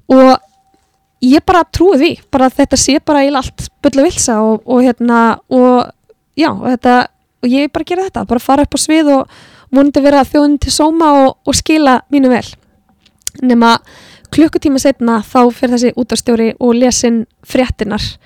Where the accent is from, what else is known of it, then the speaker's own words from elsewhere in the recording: Iceland; also born or lived in Florida; við erum náttúrulega tónlistafólk frá Íslandi